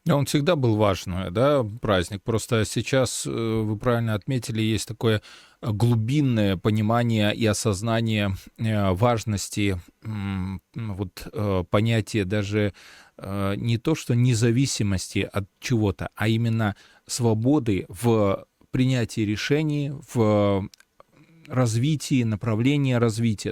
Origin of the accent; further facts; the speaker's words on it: Belarus; мы э, сейчас, белорусы